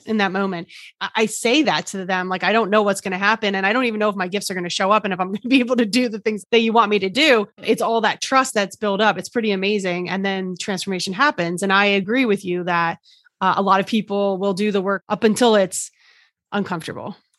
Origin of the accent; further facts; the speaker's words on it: New Jersey, United States; I'm from New Jersey.